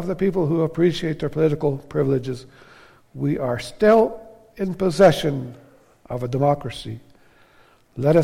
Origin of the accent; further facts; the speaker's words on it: Canada; we're Canadian citizens, Canadian Christians, that we're living in Canada, a highly favored land.